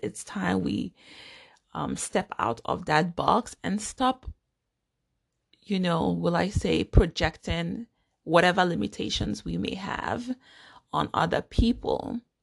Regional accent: Nigeria; now in United States; I am a Nigerian American. I was born and grew up in Nigeria.

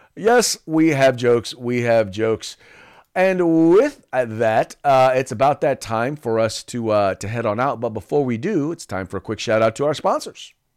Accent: California, United States; whenever I visit other states and I tell them I'm from California

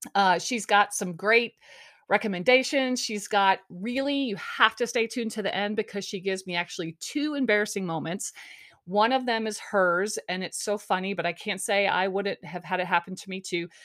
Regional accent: Missouri, United States; moved away; I'm originally from Missouri

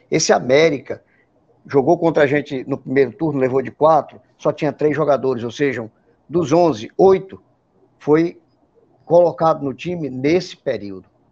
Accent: Rio Grande do Norte, Brazil; also born or lived in Fortaleza, Ceará; now in Natal, Brazil; Eu não sou cearense, eu sou norte rio moro aqui em Natal, mas morei 30 anos aí em Fortaleza

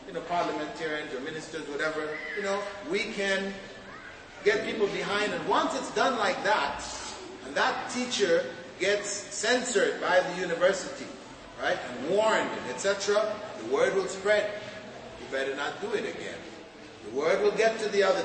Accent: Jamaica; moved away; my community where I was born in Jamaica

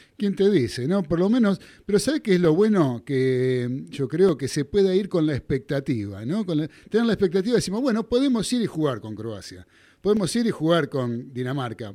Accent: Buenos Aires, Argentina; Yo me crié en Flores, pero de Caballito estoy muy cerquita

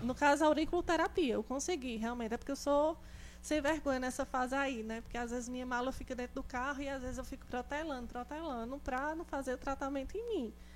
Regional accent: interior of Pernambuco, Brazil; eu sou do interior de Pernambuco

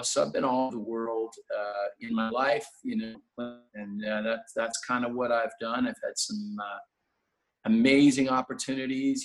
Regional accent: Toronto, Ontario, Canada; I grew up in uh, Toronto, and just just west of Toronto, really. I was born in Toronto

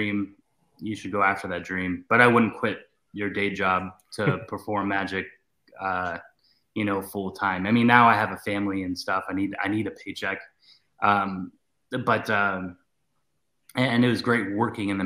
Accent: Ohio, United States; moved away; I was from Ohio.

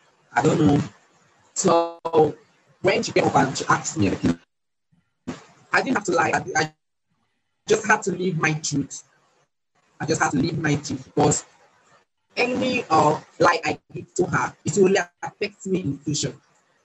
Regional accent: Nigeria; I'm from Nigeria

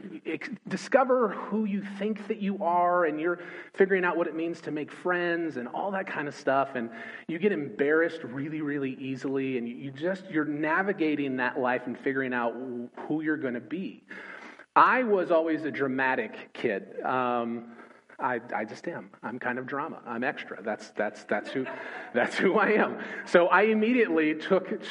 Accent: Los Angeles, California, United States; moved away as an adult; also born or lived in Joplin, Missouri / New Orleans / Nashville; now in Richmond, United States; I grew up in Los Angeles, California

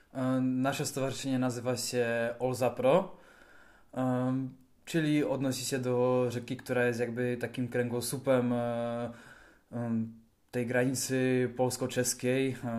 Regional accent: Karviná, Moravian-Silesian Region, Czechia; u nas w Karwinie

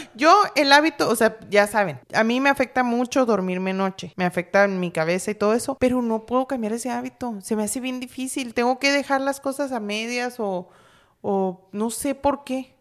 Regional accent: Los Mochis, Sinaloa, Mexico; moved away as an adult; yo me vine de, de, Sinaloa, pero yo soy de Los Mochis

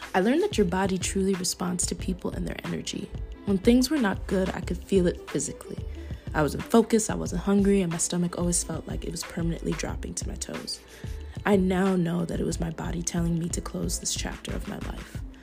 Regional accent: Minnesota, United States; accent: Minnesota; moved away; I'm from Minnesota

